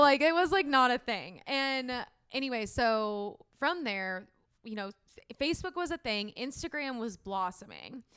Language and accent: English; San Diego, California, United States; went back home to San Diego